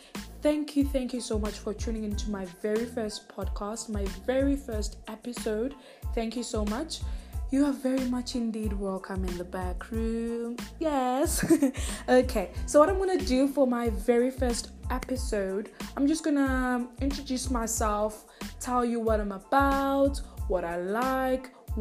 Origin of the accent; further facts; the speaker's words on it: Richards Bay, KwaZulu-Natal, South Africa; So I'm from South Africa. I'm from KZN in a small town called Richards Bay